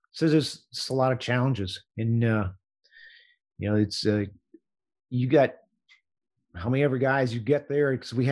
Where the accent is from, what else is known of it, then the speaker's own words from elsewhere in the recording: Hutchinson, Kansas, United States; I live on the north side of my hometown here